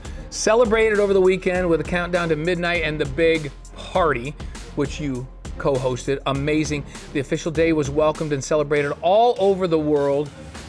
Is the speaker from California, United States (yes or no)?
no; New York, United States; moved away; that's my home state, and I'm New York City is my favorite city in the world.